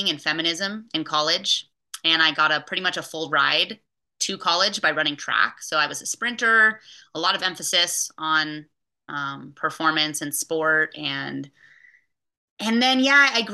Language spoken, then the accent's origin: English; Bay Area, California, United States; I was raised in the Bay Area